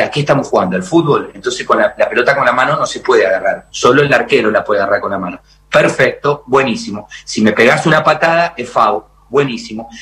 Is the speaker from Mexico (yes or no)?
no; Argentina; cantor argentino